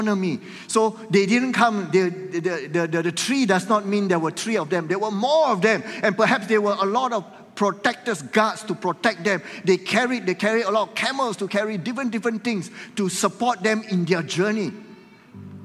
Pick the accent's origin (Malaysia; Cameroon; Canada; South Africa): Malaysia; we are here as Malaysians